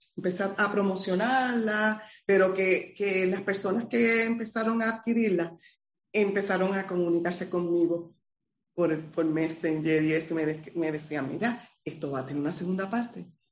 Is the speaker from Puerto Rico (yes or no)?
yes; Utuado, Puerto Rico; moved away as an adult; now in Arecibo, Puerto Rico; soy del pueblo de Utuado, eh, pero llevo más de 30 años residiendo en el pueblo de Arecibo